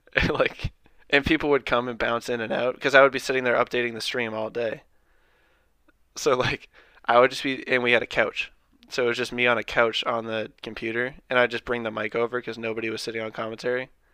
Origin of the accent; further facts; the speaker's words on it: thirty miles north of Boston, Massachusetts, United States; My hometown's, like, thirty miles north